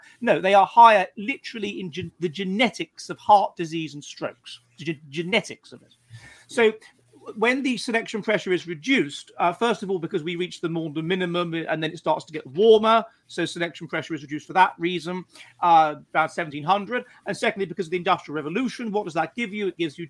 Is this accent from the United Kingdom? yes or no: yes; United Kingdom; I mean, I'm British and I'm a bit Anglo-centric